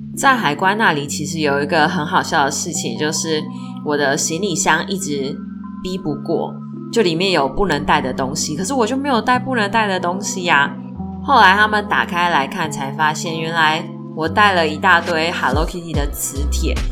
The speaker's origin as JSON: {"language": "Chinese", "country": "Taiwan", "said": "像我们台湾是学英文嘛"}